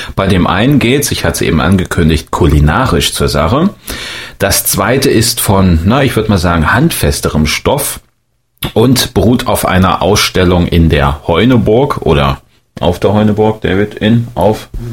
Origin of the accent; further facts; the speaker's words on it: Thuringia, Germany; ich als Thüringer